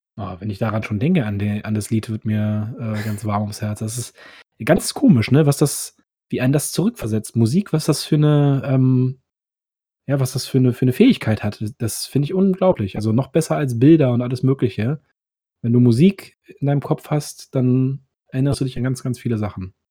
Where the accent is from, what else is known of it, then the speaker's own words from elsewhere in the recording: Berlin, Germany; Ich komme ja aus dem Osten, also Ostberlin. Und ähm, da bin ich auch im Kindergarten gewesen und alles.